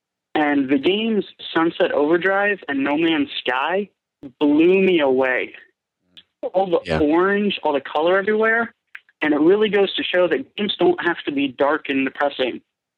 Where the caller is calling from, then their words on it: Tennessee, United States; I'm calling from Tennessee